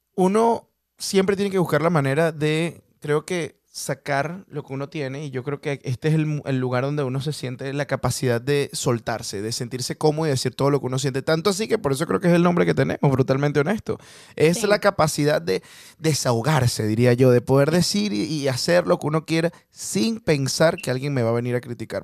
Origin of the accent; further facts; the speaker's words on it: Venezuela; moved away; en Venezuela nosotros